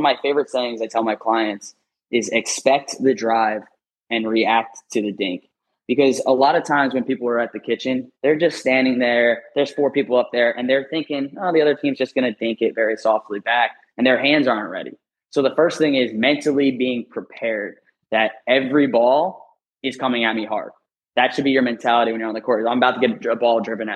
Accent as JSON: {"language": "English", "region": "New York", "country": "United States", "moved": "yes", "said": "being a former northerner, I'm from New York"}